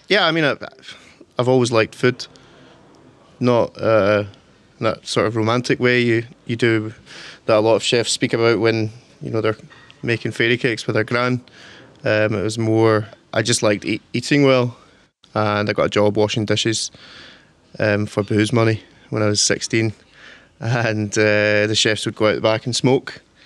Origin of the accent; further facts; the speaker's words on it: Torrance, Scotland, United Kingdom; I'm from a wee village called Torrance. It's kind of countryside.